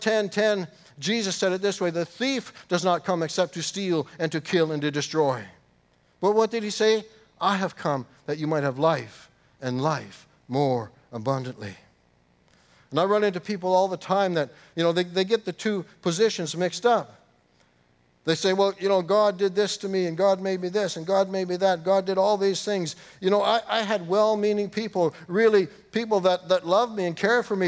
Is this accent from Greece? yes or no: no; Canada; I grew up in the United Church in Canada